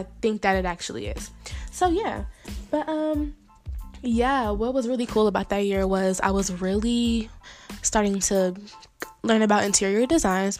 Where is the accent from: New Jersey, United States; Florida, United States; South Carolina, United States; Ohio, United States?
Ohio, United States; Dayton; I'm from Dayton